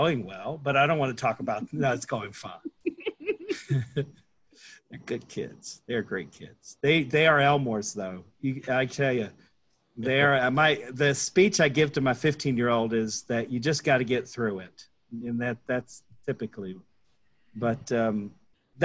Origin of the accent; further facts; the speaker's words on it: Boone, North Carolina, United States; I'm from Boone, North Carolina